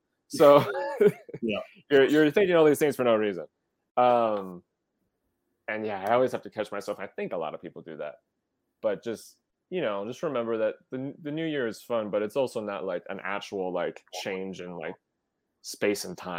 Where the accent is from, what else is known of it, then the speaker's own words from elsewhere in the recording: River Falls, United States; moved away; I'm from River Falls, a pretty small town. So, I mean, it's a college town, so it's not a tiny town, but it's not a tourist location.